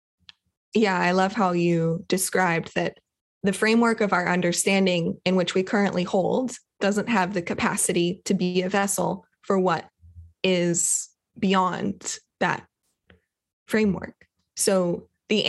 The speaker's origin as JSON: {"language": "English", "region": "Kentucky", "country": "United States", "tie": "born or raised there", "said": "Grew up, I was born in Kentucky"}